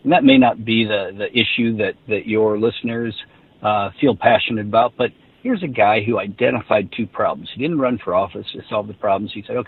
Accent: Midwest, United States; You know, I'm a guy from the Midwest, but we became friends.

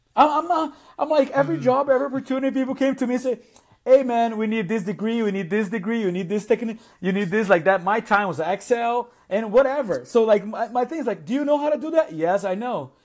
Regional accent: Brazil; English is a second language; also born or lived in South Florida; now in Atlanta, United States; I came from an immigrant background. I, I am from Brazil originally

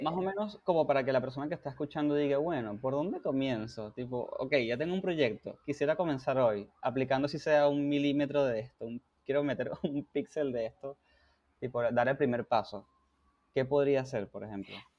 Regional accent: Venezuela; yo soy venezolano también

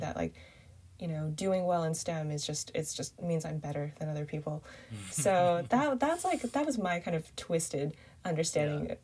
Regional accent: Canada; also born or lived in Binzhou, Shandong, China / Beijing, China / Montreal, Canada; grew up in Canada

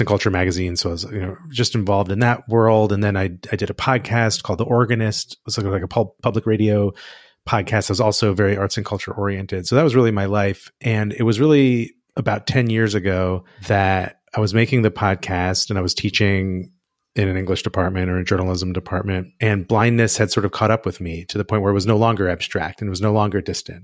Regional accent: United States; as an American

